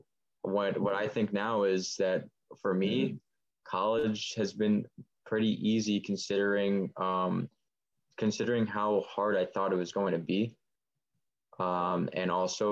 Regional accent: Buffalo Grove, Illinois, United States; I'm from Buffalo Grove

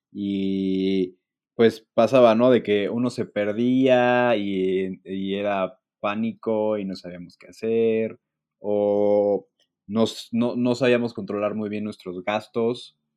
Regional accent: Mexico; Bastante agradecidos y afortunados de ser mexicanos y vivir en México

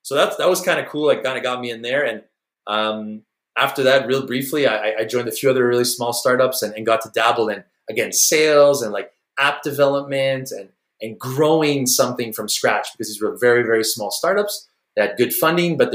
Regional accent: Montreal, Quebec, Canada; I'm from Montreal, by the way, up in Canada

